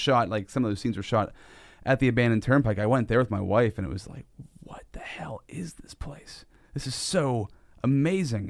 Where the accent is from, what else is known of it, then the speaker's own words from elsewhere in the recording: Sinking Valley, Pennsylvania, United States; I grew up in Sinking Valley when I was a kid, and, uh, Sinking Valley was all country land.